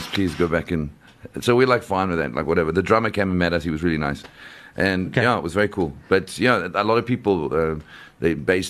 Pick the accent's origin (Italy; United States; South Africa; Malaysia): South Africa; We're from South Africa